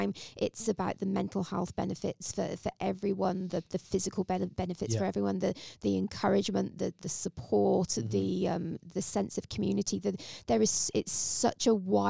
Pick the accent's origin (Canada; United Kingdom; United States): United Kingdom; England; now in Australia; As an English person that came to Australia